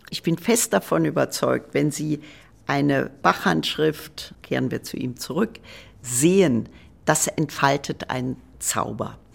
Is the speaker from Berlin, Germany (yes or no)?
no; Trier, Rhineland-Palatinate, Germany; Ich komme aus Trier. Ich war so, glaube ich, 14, äh, 15.